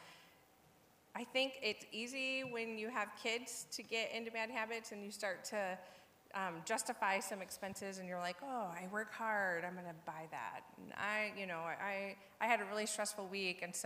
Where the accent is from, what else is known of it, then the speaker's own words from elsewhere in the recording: Portage, United States; I come from Portage. I've been here my whole life.